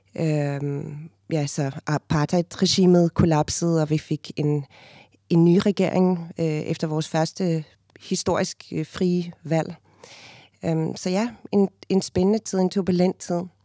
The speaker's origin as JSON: {"language": "Danish", "town": "Cape Town", "region": "Western Cape", "country": "South Africa", "tie": "born or raised there", "first_language": "Afrikaans", "second_language": "Danish", "moved": "as an adult", "lives_now": "Denmark", "said": "født og opvokset i, i Cape Town. Øhm, og jeg flyttede til Danmark, da jeg var 19 år gammel i 1997"}